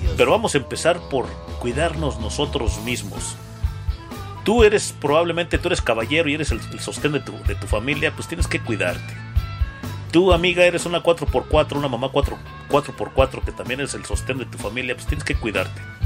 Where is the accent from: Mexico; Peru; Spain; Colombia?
Mexico; que tenemos los mexicanos